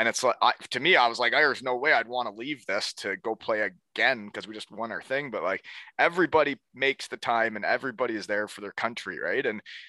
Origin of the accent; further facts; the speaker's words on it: Canada; growing up in Canada